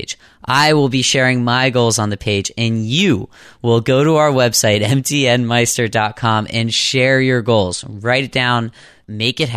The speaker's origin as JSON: {"language": "English", "town": "Pittsburgh", "region": "Pennsylvania", "country": "United States", "said": "I'm from Pittsburgh"}